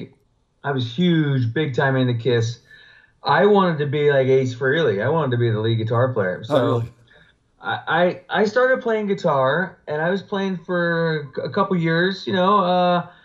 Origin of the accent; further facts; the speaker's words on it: Arizona, United States; moved away as an adult; also born or lived in Los Angeles; when I was 20 or 21, I moved out from Arizona